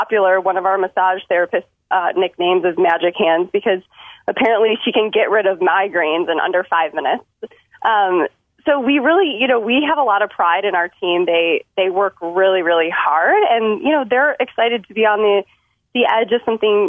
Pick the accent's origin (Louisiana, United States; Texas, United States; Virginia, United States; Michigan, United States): Michigan, United States; Detroit; now in Chicago, United States; my hometown of Detroit, Michigan. I did grow up in the suburbs